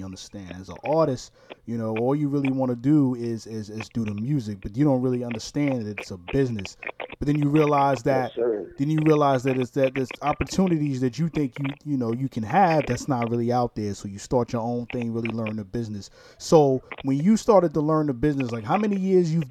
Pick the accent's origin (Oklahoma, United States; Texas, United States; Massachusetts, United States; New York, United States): New York, United States; New York City; I'm from New York City too. Brooklyn, New York. Shout out my hood